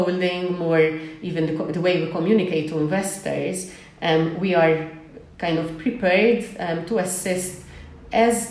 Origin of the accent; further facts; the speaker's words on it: Malta; we're a small island